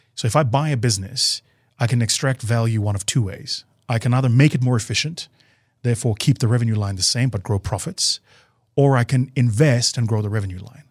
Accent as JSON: {"language": "English", "country": "South Africa"}